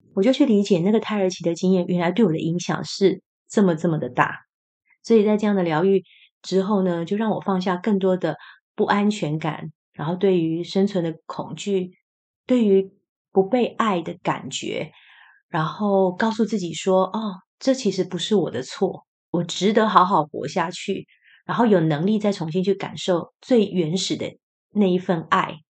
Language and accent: Chinese; Taiwan; 虽然我是台湾人，可是我台语就是没有被训练得很好